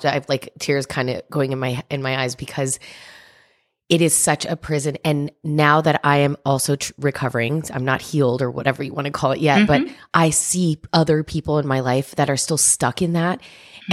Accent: New Jersey, United States; I'm Cuban and I'm from New Jersey

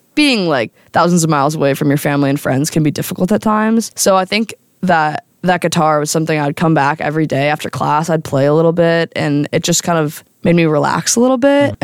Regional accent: United States; as an American abroad

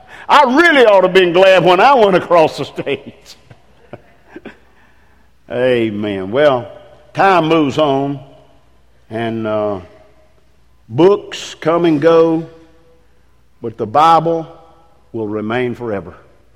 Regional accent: England, United Kingdom; Man, I mean, I'm English.

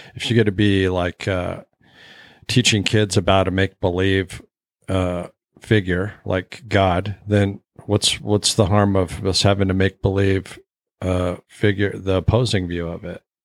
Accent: Alaska, United States; I didn't really have after school programs growing up in Alaska

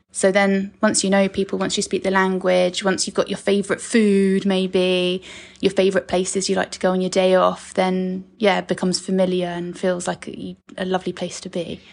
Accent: Saltdean, South East England, United Kingdom; moved away as an adult; also born or lived in Brighton / Thailand / Hong Kong / Mexico; now in Portugal; I came back to England, um, had a very happy childhood in Saltdean, Wannsee

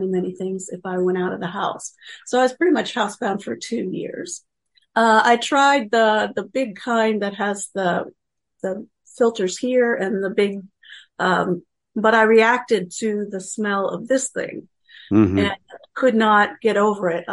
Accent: Pennsylvania, United States; moved away; also born or lived in Kansas; I grew up in Pennsylvania and ended up working most of my professional life in Kansas.

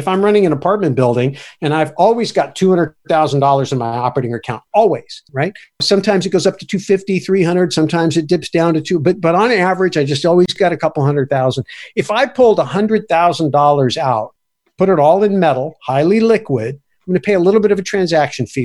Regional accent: United States; I'm an American

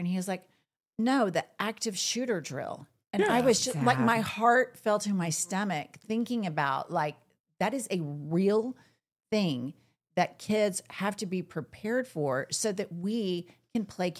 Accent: Oklahoma, United States; when we grew up in Oklahoma

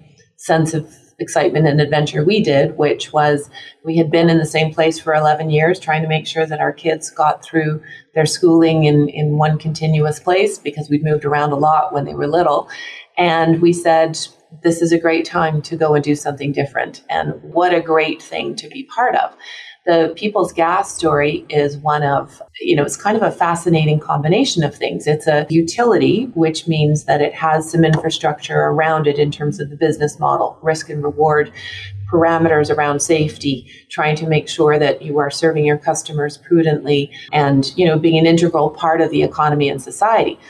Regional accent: Canada; moved away as an adult; now in Florida, United States; I'm Canadian

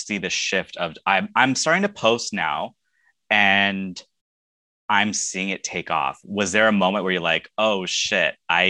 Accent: California, United States; I am also from California

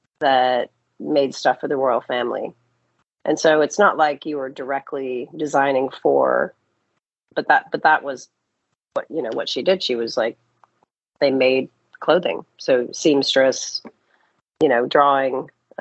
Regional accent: Silicon Valley, California, United States; I grew up in Silicon Valley.

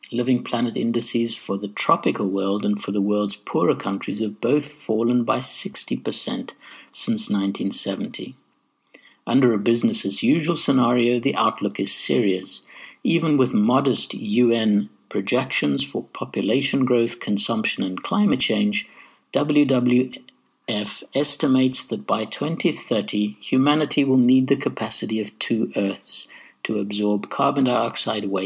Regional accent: Zimbabwe; the sort of affinity and respect for nature that I experienced growing up in Zimbabwe

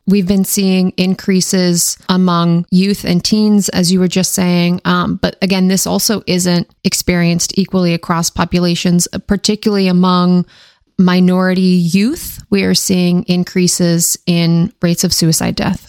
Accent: Washington, United States; born or raised there; now in Maryland, United States

